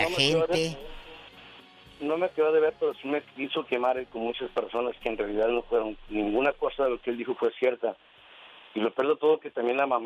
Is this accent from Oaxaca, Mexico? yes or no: no; Guadalajara, Jalisco, Mexico; moved away as an adult; now in United States; yo soy de Guadalajara, Jalisco.